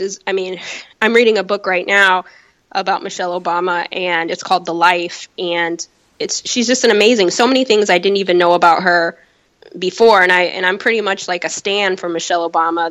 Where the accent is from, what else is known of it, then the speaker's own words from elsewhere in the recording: Chicago, Illinois, United States; also born or lived in California; now in New York, United States; I was born in California, raised in Chicago